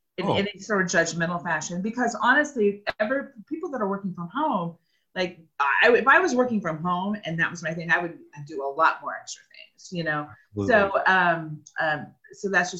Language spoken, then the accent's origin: English; Kansas, United States; also born or lived in Oklahoma / Pittsburg, Kansas; now in Kansas City, United States; I was born in Oklahoma, and then when we were five, we moved to OCSU to Kansas, tiny little town.